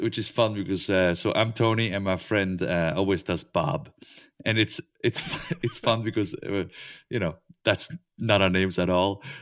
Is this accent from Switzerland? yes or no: yes; Switzerland; I'm from Switzerland.